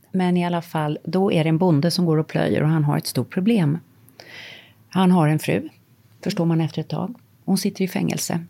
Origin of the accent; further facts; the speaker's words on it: Sweden; moved away; Jag har bott utomlands halva mitt liv mm. och ehm, älskar Sverige naturligtvis. Det är mitt hemland.